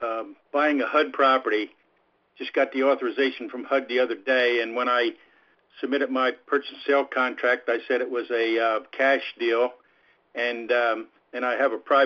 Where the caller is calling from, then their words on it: The Villages, Florida, United States; Ron, I'm in the Villages here in Florida.